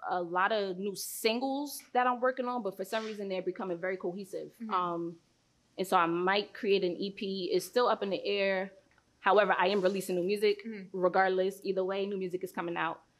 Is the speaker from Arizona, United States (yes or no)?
no; Philadelphia, Pennsylvania, United States; I'm from Philly